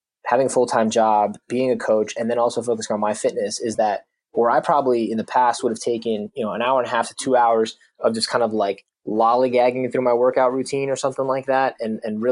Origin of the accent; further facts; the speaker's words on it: New Jersey, United States; moved away as an adult; also born or lived in South Carolina; We're really from New Jersey